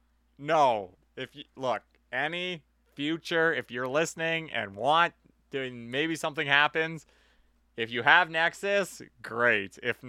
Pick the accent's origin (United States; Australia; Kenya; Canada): Canada; North Vancouver, British Columbia; If it makes sense, yeah, but I'm from North Van.